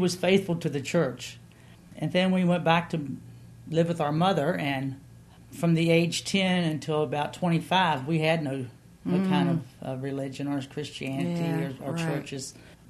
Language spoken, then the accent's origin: English; Woodstock, Virginia, United States; also born or lived in Harrisonburg, Virginia; I was born and raised in Shenandoah County, well, born in Woodstock, and my grandmother raised us kids for a while